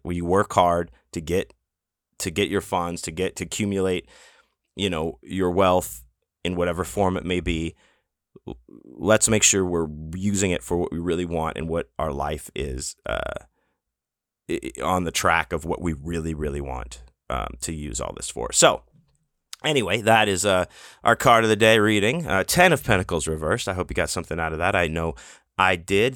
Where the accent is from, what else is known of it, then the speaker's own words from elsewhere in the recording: Houston, Texas, United States; moved away; growing up in Houston and all the hurricanes and all the crazy weather